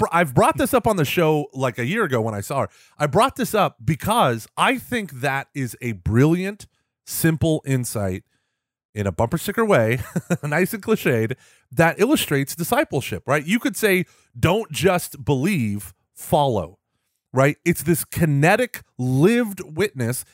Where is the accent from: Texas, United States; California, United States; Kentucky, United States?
Texas, United States; Houston; also born or lived in Austin, Texas; I'm from Houston. Everything is flat.